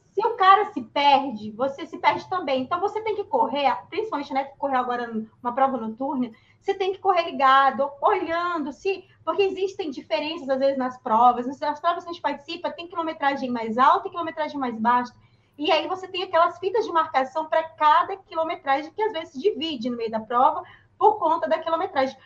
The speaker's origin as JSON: {"language": "Portuguese", "region": "São Paulo", "country": "Brazil", "tie": "born or raised there", "moved": "as an adult", "said": "eu sou de São Paulo. Uhum. A, a, a, eu vivi a, minha adolescência, a minha juventude até os meus 20 anos em São Paulo."}